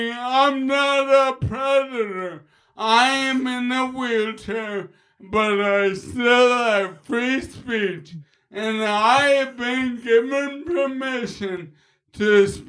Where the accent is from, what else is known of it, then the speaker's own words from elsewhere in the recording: Queens, New York, United States; Yo, I'm from Queens. I'm a bad motherfucker from Queens.